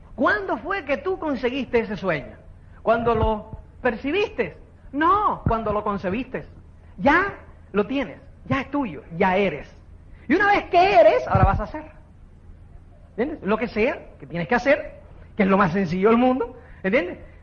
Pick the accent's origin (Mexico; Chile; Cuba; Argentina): Cuba; now in Spain; como es cubano